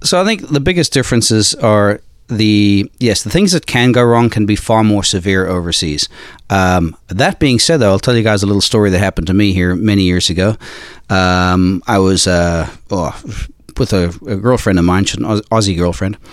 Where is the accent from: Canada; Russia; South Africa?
South Africa; moved away; also born or lived in Australia / Ireland; I'm Irish, um, but I grew up in South Africa